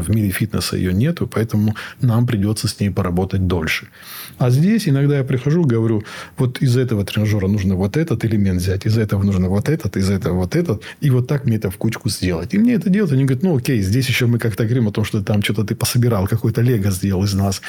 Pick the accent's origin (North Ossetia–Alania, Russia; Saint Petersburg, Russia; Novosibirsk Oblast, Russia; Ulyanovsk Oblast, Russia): North Ossetia–Alania, Russia; Я сам из Осетии